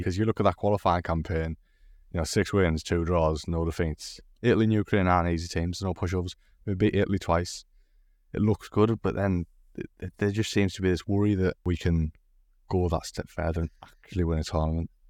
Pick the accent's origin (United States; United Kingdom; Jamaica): United Kingdom; England; the English representative today.